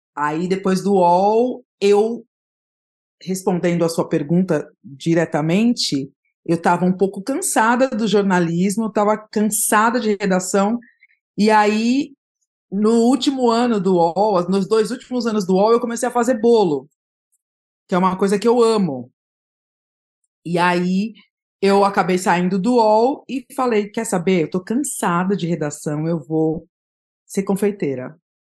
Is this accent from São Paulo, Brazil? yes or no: yes; São Paulo, Brazil; eu sou de São Paulo, eu nasci na Zona Leste de São Paulo, no, na Vila Carrão, mas eu fui criada no Jardim Aricanduva, que é um bairro próximo